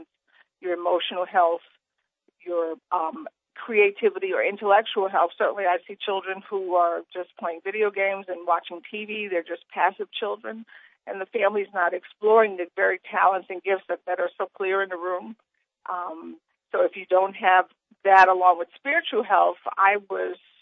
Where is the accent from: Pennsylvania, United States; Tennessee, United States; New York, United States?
New York, United States; New York City; I grew up poor in Brooklyn in a project